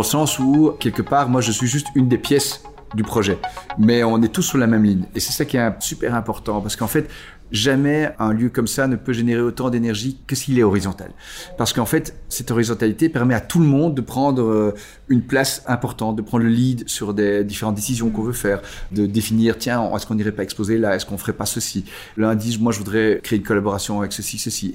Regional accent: Belgium; Ici en Belgique, quelque part, on n'a pas vraiment d'identité nationale. On est belge

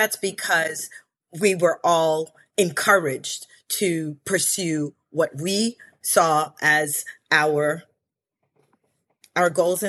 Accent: Belize; I'm originally from Belize in Central America, and I'm Garinagu in culture.

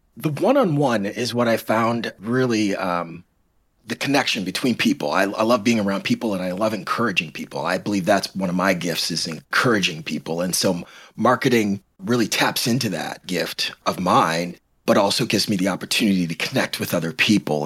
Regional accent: Canada; also born or lived in Toronto / Michigan; now in Royal Oak, United States; I'm originally from Canada

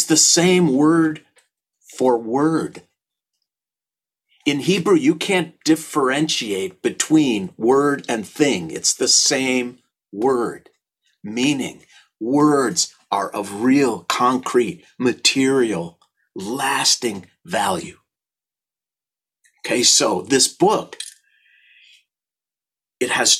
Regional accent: St. Louis Park, Minnesota, United States; born or raised there

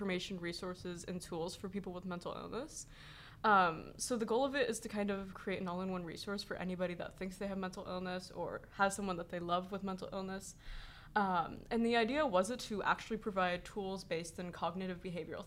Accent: Los Angeles, California, United States; I'm 16 and I'm from Los Angeles, California

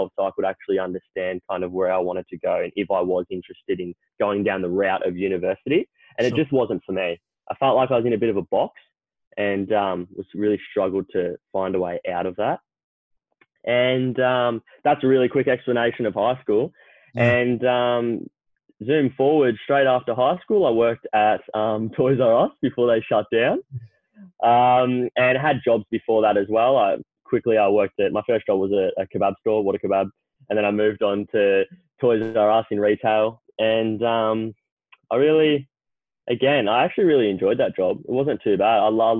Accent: Melbourne, Victoria, Australia; I grew up in Melbourne, still in Melbourne. Haven't lived anywhere else but Melbourne.

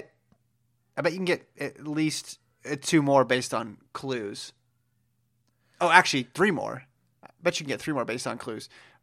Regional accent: California, United States; I will start with my home state of California.

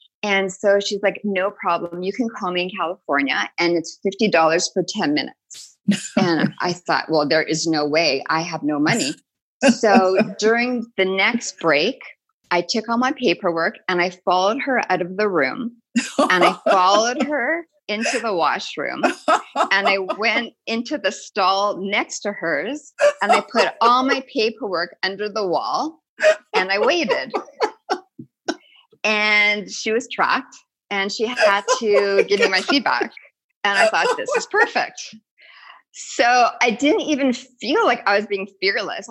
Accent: Winnipeg, Manitoba, Canada; I grew up in Winnipeg

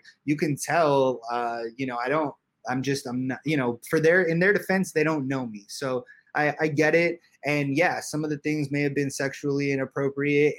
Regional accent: Los Angeles, California, United States; I grew up in Hollywood

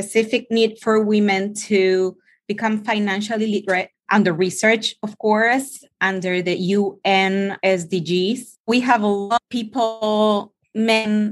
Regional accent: Buenos Aires, Argentina; moved away; also born or lived in United States / Mexico; I was born in Argentina a couple of years ago. I'm also an American. I lived more than 13 years in the US, and now I'm back in my hometown in Buenos Aires

